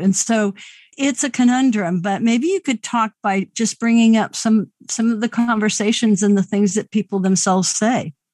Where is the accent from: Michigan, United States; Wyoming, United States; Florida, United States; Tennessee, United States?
Wyoming, United States; I grew up in the Mountain West